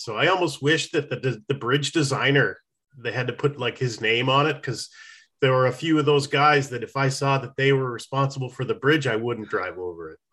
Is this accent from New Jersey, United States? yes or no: no; New Hampshire, United States; growing up in New Hampshire, there was this little teeny stream